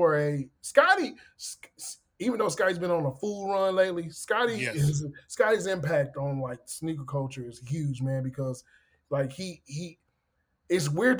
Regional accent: Fort Worth, Texas, United States; I grew up in Dallas, right? Fort Worth, which is basically Dallas.

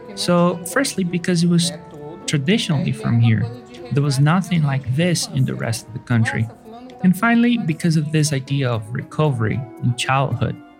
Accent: Rio de Janeiro, Brazil; now in São Luís, Brazil; I am originally from Rio de Janeiro

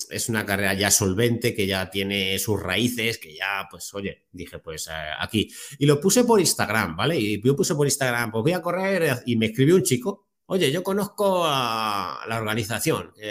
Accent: Torrejón de Ardoz, Community of Madrid, Spain; born there; yo eh, nací en Madrid y mi familia es de Alcalá de Henares, Guadalajara... Entonces me pilla allí, Torrejón de Ardoz, yo nací en Torrejón de entonces tengo casa, tengo la familia allí

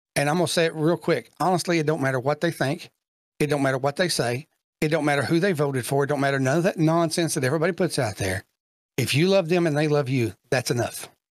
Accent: Kentucky, United States; I'm from Kentucky

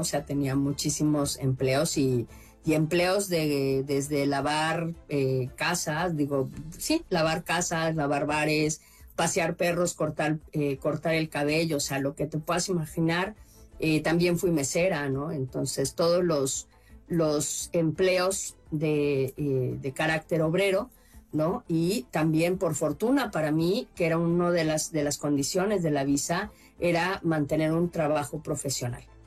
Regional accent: Mexico City, Mexico; moved away as an adult; now in La Crosse, United States; Soy originaria de la Ciudad de México.

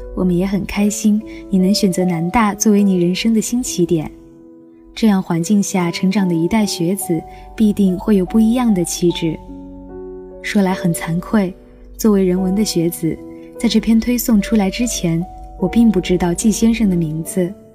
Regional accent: Mianyang, Sichuan, China; moved away as an adult; now in Nanjing, China; 来自四川绵阳，现在我在南京大学，距离我的家乡一千三百六十公里

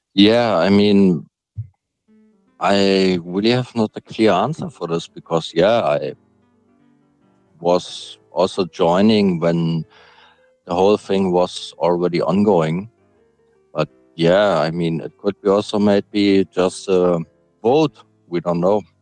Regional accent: Hamburg, Germany; I'm from Germany, Hamburg

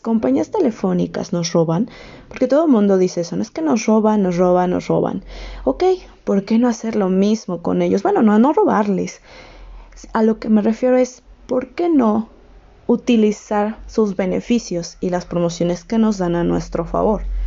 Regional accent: Mexico; Yo soy de México

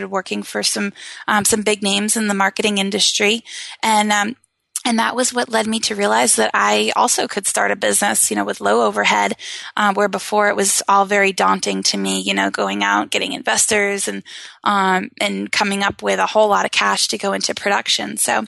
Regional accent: Maine, United States; I'm from Maine, just yes. like you. Yep. And so we bonded over that.

